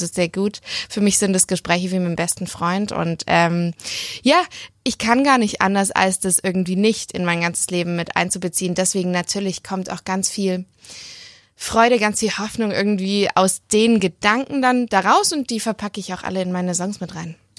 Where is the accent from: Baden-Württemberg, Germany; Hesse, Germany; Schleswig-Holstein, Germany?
Baden-Württemberg, Germany; Leonberg; moved away as an adult; now in Stuttgart, Germany; in Leonberg